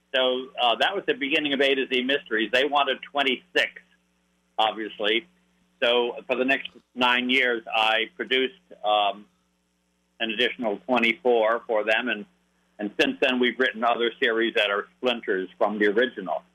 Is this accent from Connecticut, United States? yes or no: yes; Hartford, Connecticut, United States; I was born in Hartford, Connecticut.